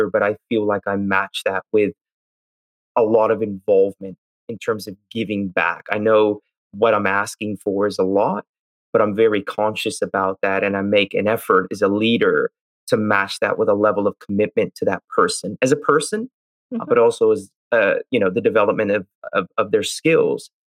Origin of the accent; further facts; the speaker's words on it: United States; I'm Indian, grew up in the US